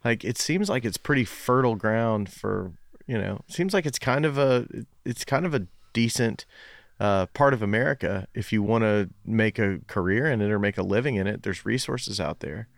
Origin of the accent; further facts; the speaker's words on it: Knoxville, Tennessee, United States; I grew up in West Knoxville